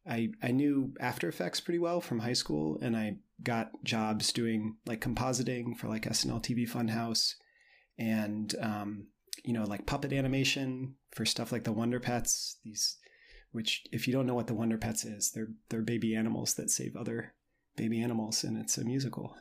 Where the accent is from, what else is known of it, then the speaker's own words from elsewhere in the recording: Indiana, United States; moved away as an adult; I grew up in Indiana